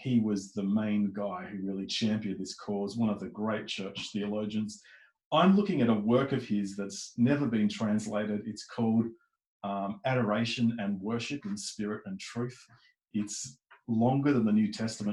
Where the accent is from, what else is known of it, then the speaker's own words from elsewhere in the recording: Melbourne, Victoria, Australia; moved away as an adult; now in Adelaide, Australia; I'm from Melbourne though, and I was born and bred there.